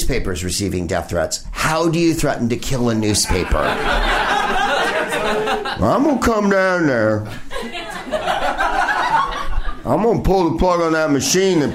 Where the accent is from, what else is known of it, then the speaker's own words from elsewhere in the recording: Phoenix, Arizona, United States; I was born in Good Samaritan Hospital in Phoenix. A lot of my family lives in Arizona.